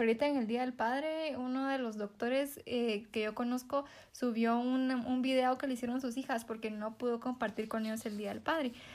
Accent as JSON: {"language": "Spanish", "country": "Guatemala", "said": "nosotros como guatemaltecos"}